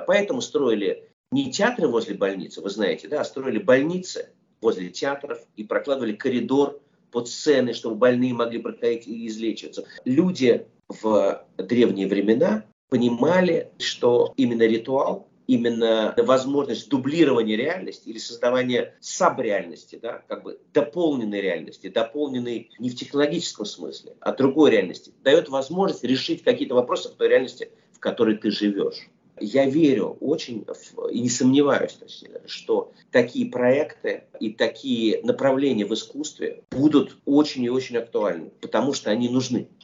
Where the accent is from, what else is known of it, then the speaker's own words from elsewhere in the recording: Russia; moved away as an adult; also born or lived in Soviet Union; я, был вырос а в России, прожил там все-таки очень много лет своей жизни